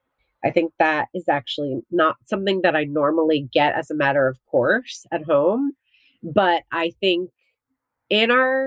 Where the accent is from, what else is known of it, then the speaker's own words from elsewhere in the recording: New Jersey, United States; But growing up in New Jersey, where I went to the beach all the time, like I never had a pool growing up.